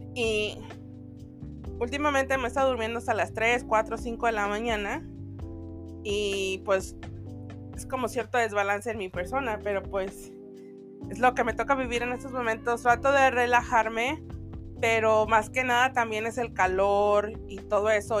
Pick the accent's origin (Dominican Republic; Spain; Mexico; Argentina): Mexico; los que somos mexicanos